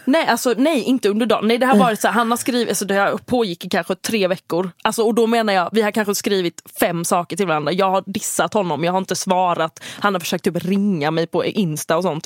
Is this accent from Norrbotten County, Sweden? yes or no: no; Halland County, Sweden; accent: Halland dialect; jag har min halländska dialekt